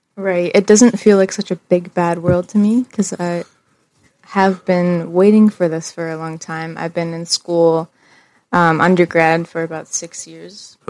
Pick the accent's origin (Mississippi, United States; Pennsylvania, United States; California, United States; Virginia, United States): Pennsylvania, United States; DuBois; I grew up in the same house in Du Bois for mostly all my life